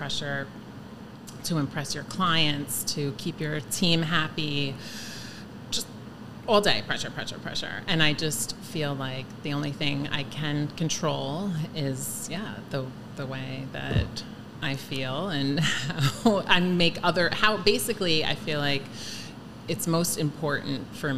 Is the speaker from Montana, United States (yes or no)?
no; Miller Place, New York, United States; I grew up in Miller Place